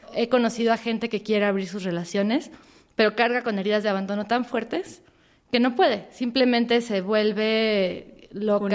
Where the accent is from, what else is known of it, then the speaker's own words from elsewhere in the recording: Mexico; crecimos en México